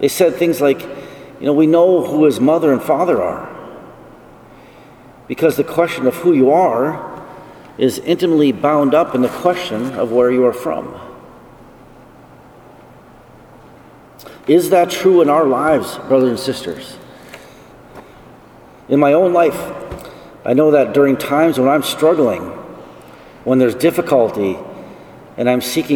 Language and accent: English; Esmond, North Dakota, United States; moved away as an adult; also born or lived in Colorado; I grew up on a farm near the middle of North Dakota. My hometown is called Esmond.